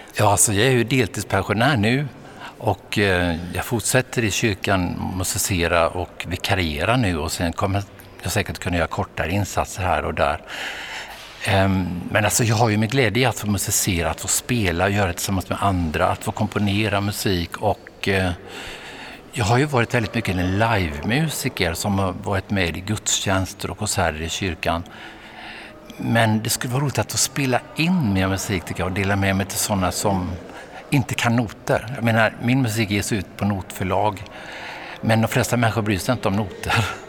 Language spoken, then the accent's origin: Swedish; Vetlanda, Jönköping County, Sweden; born or raised there